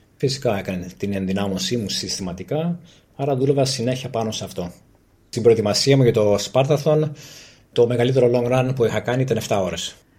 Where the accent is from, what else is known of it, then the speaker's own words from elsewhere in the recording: Greece; είμαστε από την Ελλάδα και εγώ και η σύζυγός μου